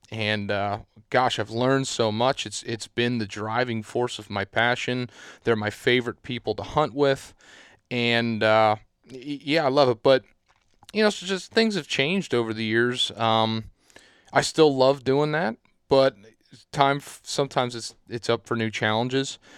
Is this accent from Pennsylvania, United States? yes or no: yes; Southeast Pennsylvania, United States; I'm from Southeast Pennsylvania